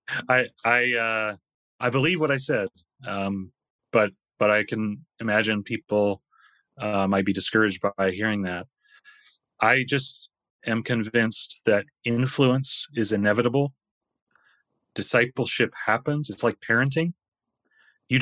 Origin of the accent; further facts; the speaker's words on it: United States; moved away as an adult; I'm an American